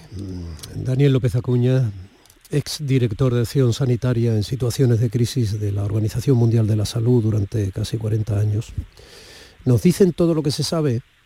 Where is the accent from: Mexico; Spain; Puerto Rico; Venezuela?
Spain; Andalusia; los andaluces